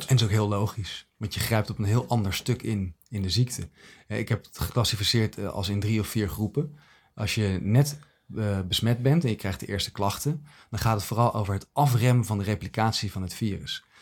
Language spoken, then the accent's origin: Dutch; Netherlands